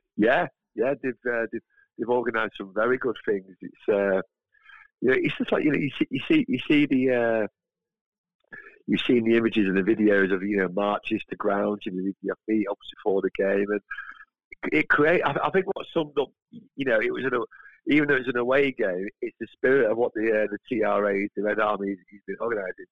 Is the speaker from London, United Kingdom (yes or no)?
no; Manchester, North West England, United Kingdom; I'm, a ordinary working class fan from Manchester.